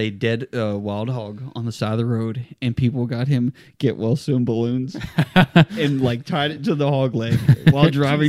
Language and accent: English; Texas City, Texas, United States; I was born in Texas City, Texas.